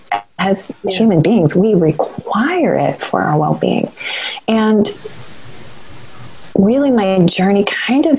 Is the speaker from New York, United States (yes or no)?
no; North Carolina, United States; moved away; I claim the Carolinas equally. I was born in North Carolina, and my parents moved just over the state line to South Carolina, but I went to school in North Carolina for a huge portion of my education